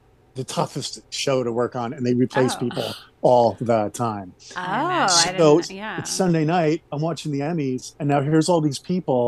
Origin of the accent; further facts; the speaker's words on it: Rhode Island, United States; moved away as an adult; also born or lived in Los Angeles; I grew up in Rhode Island